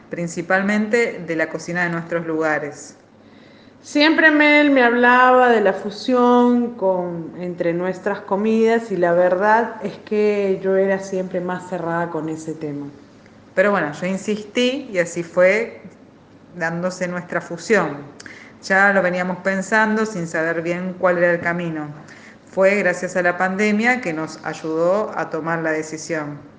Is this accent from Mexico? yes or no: no; Paramonga, Lima, Peru; moved away as an adult; Llegué acá a estudiar mi carrera, dirección de teatro, hace ya 15 años. Soy de Perú, exactamente del pueblo Paramonga